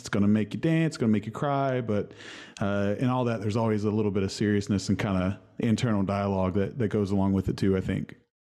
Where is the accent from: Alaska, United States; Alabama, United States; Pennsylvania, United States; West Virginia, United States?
West Virginia, United States; Huntington; from Huntington, West Virginia.